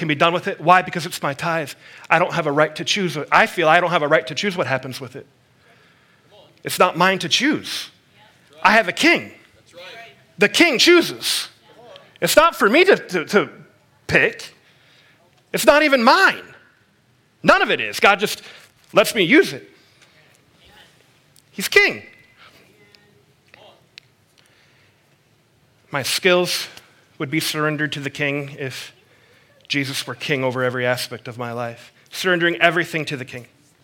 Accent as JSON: {"language": "English", "country": "United States", "said": "As an American"}